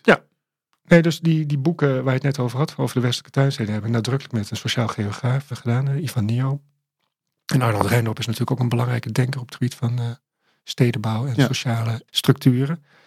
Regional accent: Amsterdam, North Holland, Netherlands; toen ik daar opgroeide, was het de meest gewilde wijk van eh, Amsterdam.

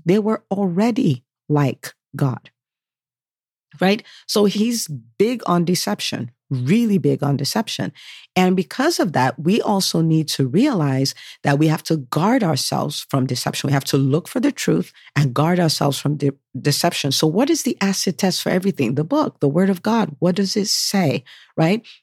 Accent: United States; I am American by birth. My parents are from Nigeria, so I'm Nigerian

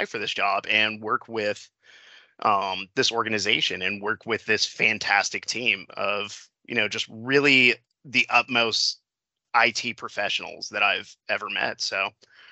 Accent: Klamath Falls, Oregon, United States; I'm originally from Clam Falls, which is a big Air National Guard town. We have a Kingsley Airfield down there.

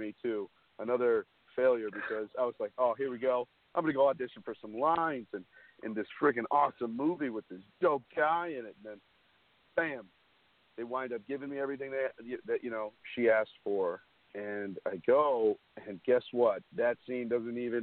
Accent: Hopewell Junction, New York, United States; also born or lived in Bronx, New York; I'm from Hopewell Junction, New York. I was born in the Bronx

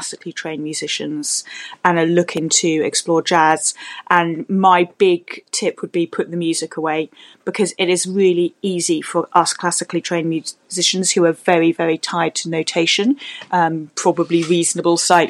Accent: London, United Kingdom; I am from London in the UK

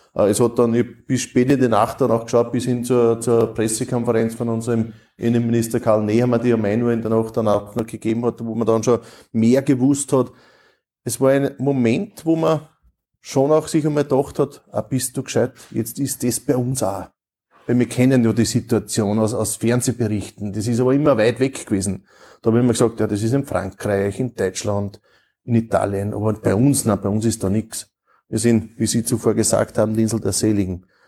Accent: Austria; bei uns in Österreich

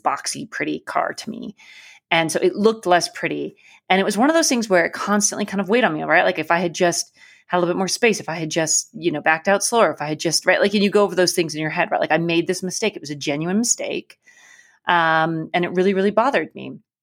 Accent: Alaska, United States; I grew up in Alaska

